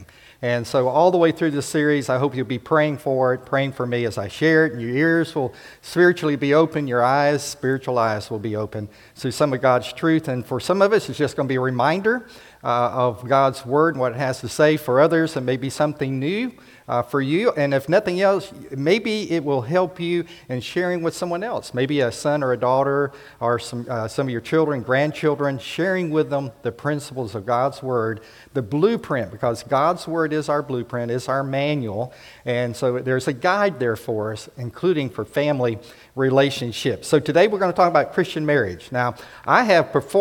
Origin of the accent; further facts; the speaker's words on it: South Florida, United States; moved away; I grew up in South Florida, Central Florida